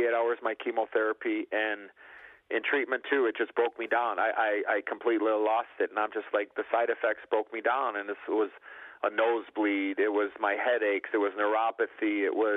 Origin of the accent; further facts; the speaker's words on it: Chicago, Illinois, United States; I was an American kid and I was from Chicago